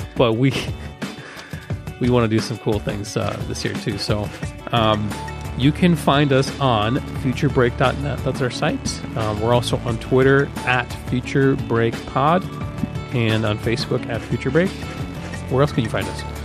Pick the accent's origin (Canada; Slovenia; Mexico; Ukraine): Ukraine; now in United States; my home country, Ukraine